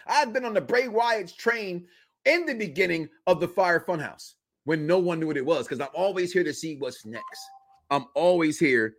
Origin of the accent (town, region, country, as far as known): Chicago, Illinois, United States; born or raised there